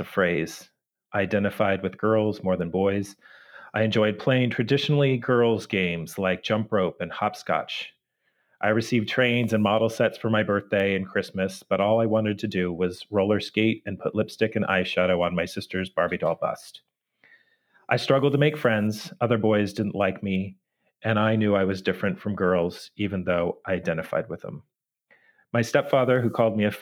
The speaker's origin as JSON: {"language": "English", "town": "San Diego", "region": "California", "country": "United States", "tie": "born or raised there", "moved": "yes", "lives_now": "Kentucky, United States", "said": "I was born and raised in San Diego"}